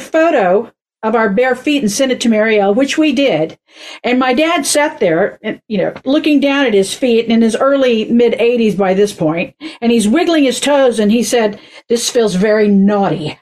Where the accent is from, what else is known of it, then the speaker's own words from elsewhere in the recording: Oklahoma, United States; moved away; growing up in Oklahoma